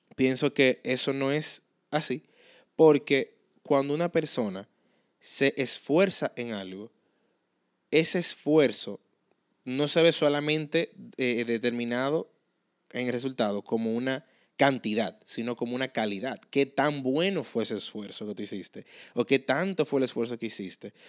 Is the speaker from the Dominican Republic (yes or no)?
yes; Dominican Republic; accent: Dominican; ese vernáculo de nosotros los dominicanos